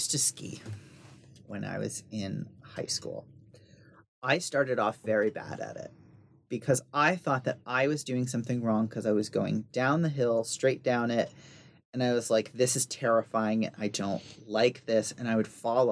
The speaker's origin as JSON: {"language": "English", "region": "the South", "country": "United States", "tie": "born or raised there", "said": "I grew up in the South in the country"}